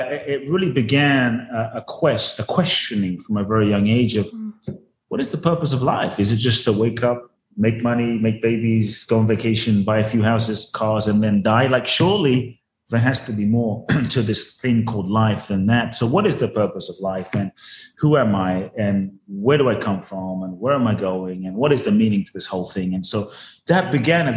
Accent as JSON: {"language": "English", "region": "London", "country": "United Kingdom", "tie": "born or raised there", "also_born_or_lived": "Ghana / Los Angeles, United States", "moved": "as an adult", "lives_now": "Miami, United States", "said": "I was born in Ghana, West Africa. My father's from Ghana. My mother's Japanese. I grew up in London from the age of 3 to 18, then from 18 to now, Los Angeles pretty much, and now Miami, so the U.S."}